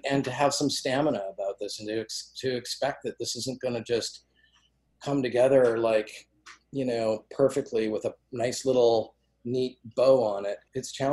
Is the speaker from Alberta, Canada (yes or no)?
yes; Calgary, Alberta, Canada; I grew up in Calgary.